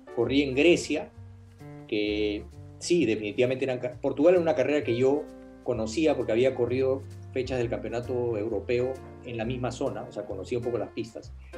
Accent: Peru; yo vivía en el Perú, yo corría como peruano con auspicios peruanos

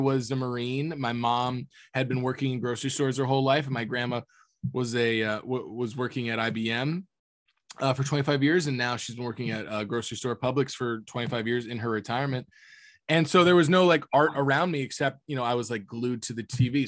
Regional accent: Florida, United States; I grew up in Florida

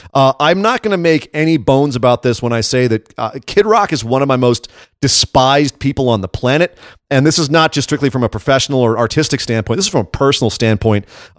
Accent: West Coast, United States; I'm from the West Coast.

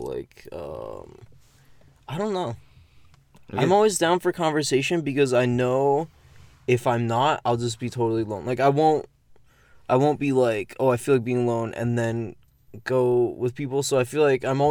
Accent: Massachusetts, United States; I grew up in Massachusetts

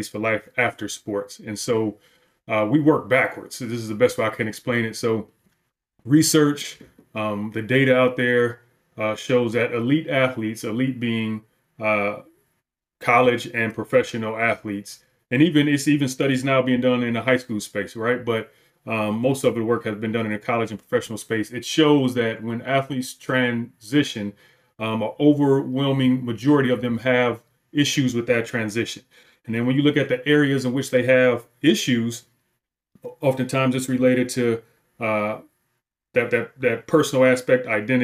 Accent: Detroit, Michigan, United States; moved away; also born or lived in Wisconsin; I grew up in Detroit

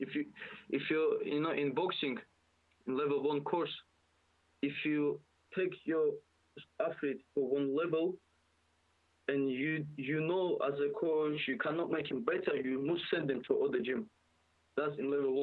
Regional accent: Dagestan, Russia; English is a second language; now in United Kingdom; I'm from Dagestan, you know, and I know Dagestan is very small

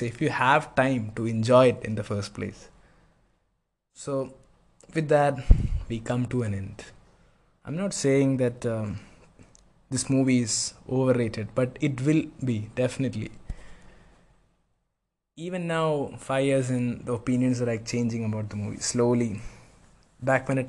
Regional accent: Kochi, Kerala, India; moved away; I'm from Kochi

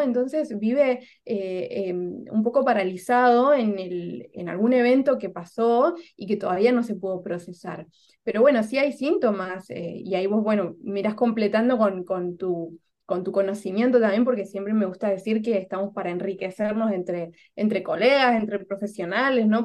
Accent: Argentina; moved away as an adult; also born or lived in Córdoba, Argentina; now in Lima, Peru; soy argentina

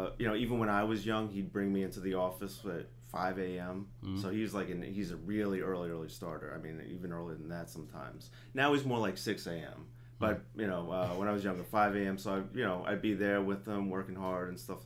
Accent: Nissequogue, New York, United States; also born or lived in Dix Hills, Long Island, New York; I grew up in Dix Hills, Long Island, and then I guess around the time I was second or third grade, moved out to Nissaquag, which is a small town on the North Shore

